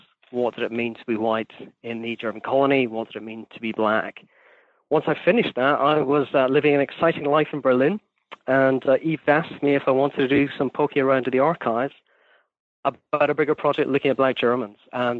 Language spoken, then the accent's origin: English; Scotland, United Kingdom; I'm Scottish, I should probably say, because I know sometimes my students do not know. I do not work out where my accent comes from.